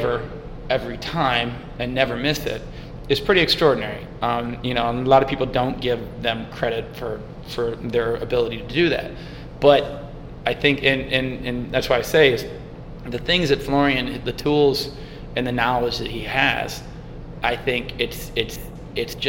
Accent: St. Louis, Missouri, United States; I grew up in St. Louis

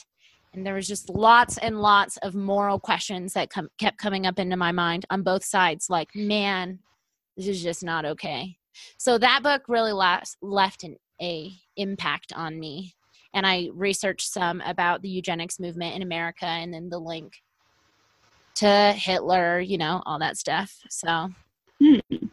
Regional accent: United States; I grew up in Lake Tahoe

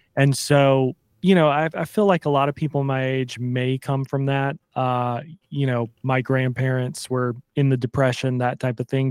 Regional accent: Pensacola, Florida, United States; moved away as an adult; also born or lived in Savannah, Georgia / New York City; it is home. Born and raised

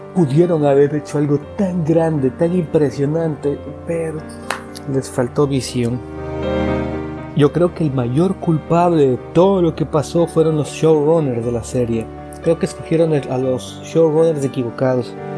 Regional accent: Ecuador; Yo llevo la comunidad de zombies en mi país, Ecuador

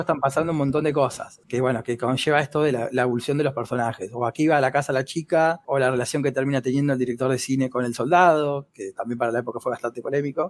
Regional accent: Argentina; soy muy argentino

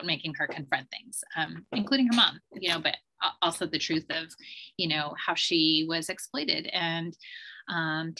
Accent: Vermont, United States; I grew up in Vermont in a really rural area

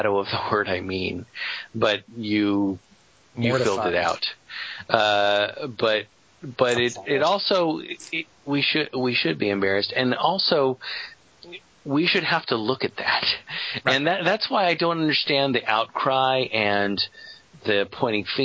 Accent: United States; I'm an American

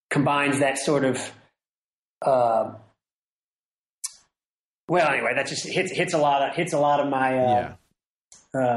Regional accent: Ireland; you know, I'm an Irish person, and that kind of that sort of that melodic sensibility.

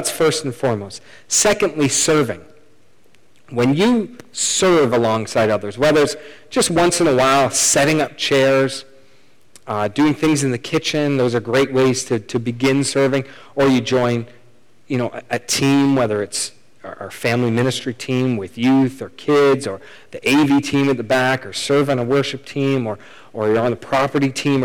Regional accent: Canada; We're Canadian

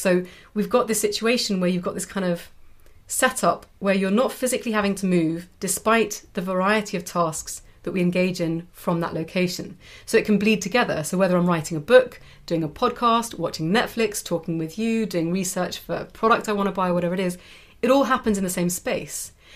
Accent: United Kingdom; now in Europe; a Brit who's chosen to live in Europe, and also most of my family are from Europe

